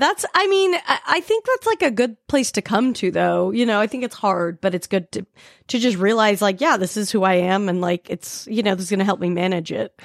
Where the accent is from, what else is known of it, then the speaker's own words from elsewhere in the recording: Salt Lake City, Utah, United States; I grew up in Salt Lake City